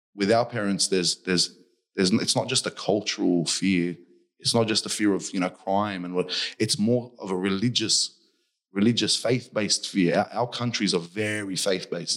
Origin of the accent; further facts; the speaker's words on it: Hurstville, New South Wales, Australia; I grew up in Hurstville, on top of a convenience store.